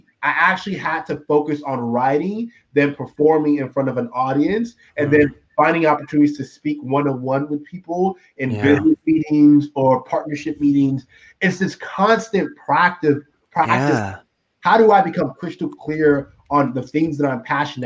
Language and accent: English; Texas, United States; I grew up in Texas